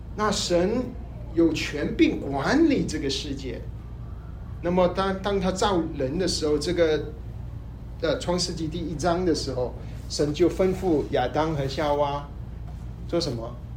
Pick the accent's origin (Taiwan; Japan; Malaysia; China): Malaysia; 我是马来西亚的